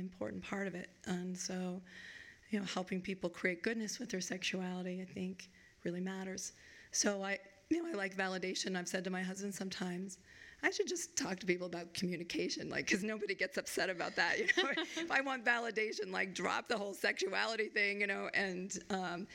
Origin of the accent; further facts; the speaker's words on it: Vermont, United States; now in Chicago, United States; I grew up in Vermont because my dad had taken a job back in Vermont